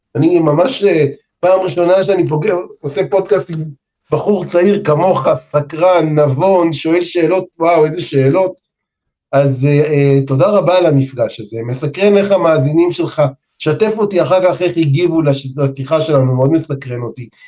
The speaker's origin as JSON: {"language": "Hebrew", "country": "Israel", "tie": "born or raised there", "said": "אני ומאיה בת הזוג שלי נולדנו פה בארץ"}